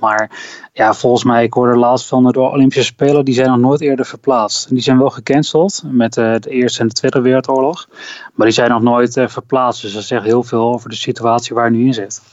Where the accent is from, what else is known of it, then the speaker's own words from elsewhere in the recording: Delden, Overijssel, Netherlands; moved away as an adult; also born or lived in Hengelo / Enschede / Groningen / Amsterdam; ik ben inderdaad opgegroeid in Delden